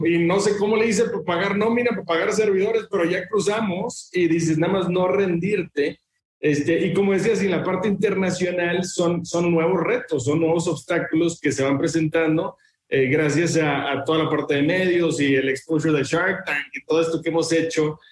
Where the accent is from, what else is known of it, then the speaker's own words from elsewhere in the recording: Monterrey, Nuevo León, Mexico; yo soy de Monterrey